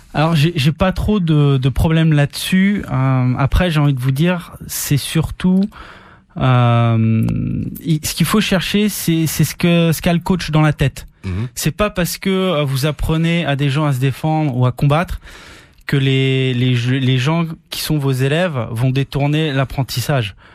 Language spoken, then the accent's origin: French; France; moved away as an adult; now in Tahiti, French Polynesia; là d'où je viens en métropole